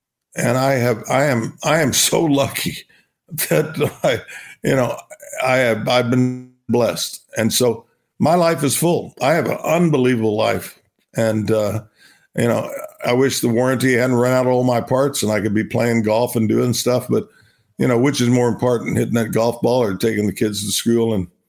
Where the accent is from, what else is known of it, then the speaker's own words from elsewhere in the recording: Binger, Oklahoma, United States; I'm a kid from Binger, Oklahoma. I'll never, you know, I'll be that, you know, for the rest of my life.